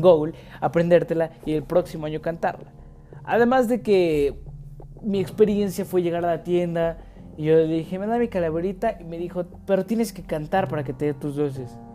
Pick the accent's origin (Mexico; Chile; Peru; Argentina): Mexico; como buen mexicano